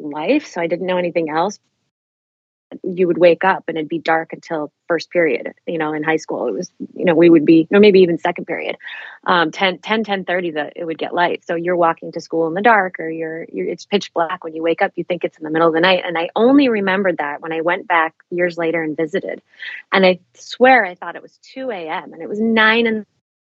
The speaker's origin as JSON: {"language": "English", "region": "Alaska", "country": "United States", "tie": "born or raised there", "also_born_or_lived": "Chicago, Illinois", "moved": "yes", "said": "I was born in Southeast Alaska. In a town so small, we had to be flown to Juneau for my mom to have a cesarean section. But I actually lived all around the state of Alaska, aside from a 2-year stint outside of Chicago, Illinois, but spent the, basically the first 17 years of my life in Alaska all around."}